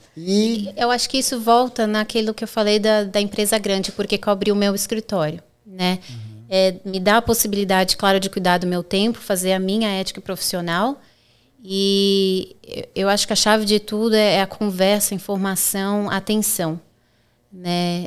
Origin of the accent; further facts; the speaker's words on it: São Paulo, Brazil; moved away as an adult; also born or lived in Orlando, United States / Boston, United States; now in Florida, United States; Sou advogada no Brasil, é, como você disse, sou de São Paulo